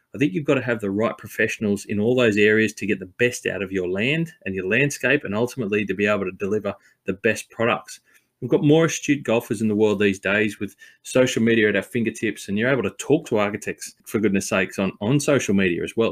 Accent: Sydney, New South Wales, Australia; also born or lived in Blue Mountains; being a New South Welshman and growing up in Sydney and the Blue Mountains

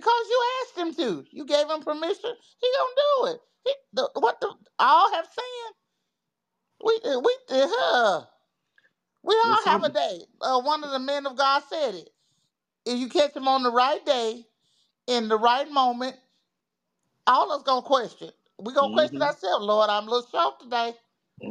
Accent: the South, United States; I'm from the South

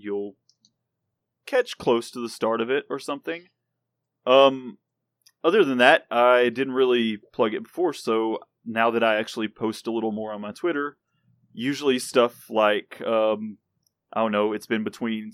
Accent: the South, United States; I am from the South

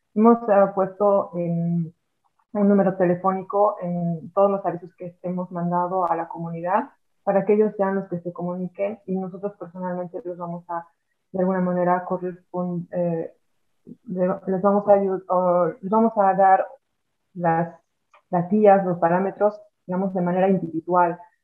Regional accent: Bolivia; now in Ireland

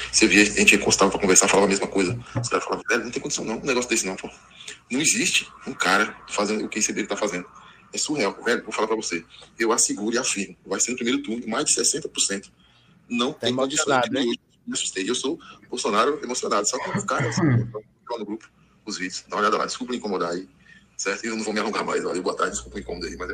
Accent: São Paulo, Brazil; now in Vitória da Conquista, Brazil; eu moro aqui em Vitória da Conquista há 28 anos. Sou paulistano, mas já moro aqui há quase 30.

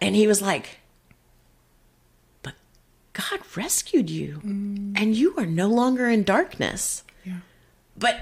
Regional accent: Texas, United States; also born or lived in Kentucky; a fellow Texas girl

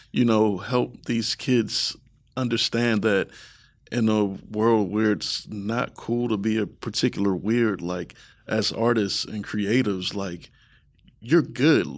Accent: Baltimore, Maryland, United States; now in Columbus, United States; I'm from the East Coast

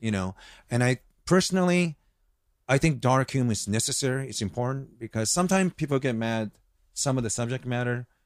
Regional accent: United States; also born or lived in Osaka, Japan / Hawaii; I grew up here

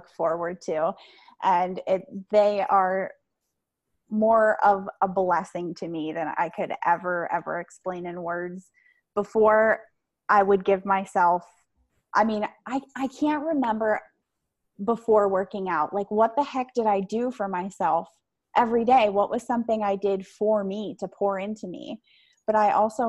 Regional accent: Pennsylvania, United States; I am from Pennsylvania

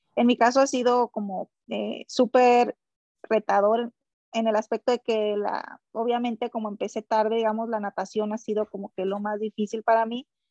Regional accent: Villa Benito Juárez, Sinaloa, Mexico; born or raised there; also born or lived in Culiacán, Sinaloa; now in United States

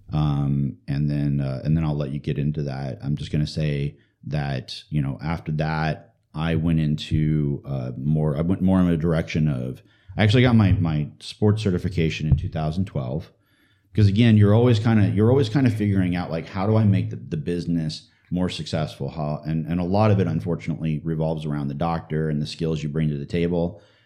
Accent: St. Louis, Missouri, United States; I was born in Saint Louis, Missouri

